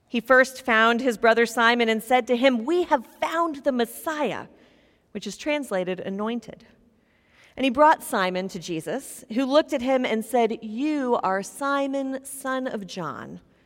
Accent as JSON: {"language": "English", "town": "Topeka", "region": "Kansas", "country": "United States", "tie": "born or raised there", "moved": "as an adult", "said": "I'm from Topeka, Kansas"}